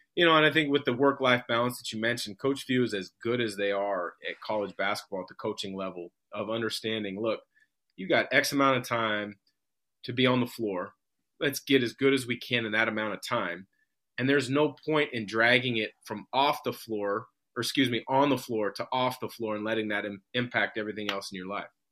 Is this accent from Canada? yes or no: no; Vancouver, Washington, United States; also born or lived in Portland, Oregon; I grew up in Portland until second grade. We moved to Vancouver, Washington